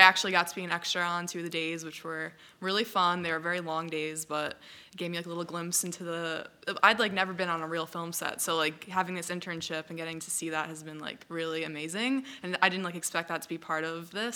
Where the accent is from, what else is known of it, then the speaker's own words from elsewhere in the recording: Long Island, New York, United States; I grew up on Long Island